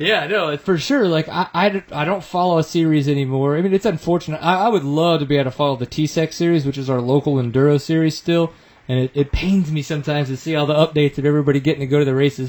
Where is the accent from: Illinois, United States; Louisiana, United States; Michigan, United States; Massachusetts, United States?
Louisiana, United States; I grew up in Louisiana